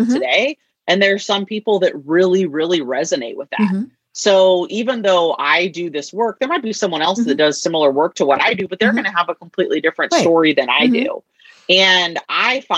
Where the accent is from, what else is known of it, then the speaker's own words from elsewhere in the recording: the Northwest, Pacific Northwest, United States; I'm from the Northwest